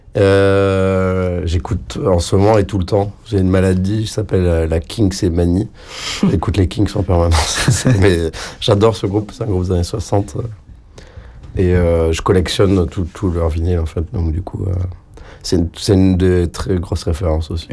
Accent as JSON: {"language": "French", "region": "south of France", "country": "France", "moved": "yes", "lives_now": "Brussels, Belgium", "said": "je viens du sud de la France mes grands-parents parlent catalan"}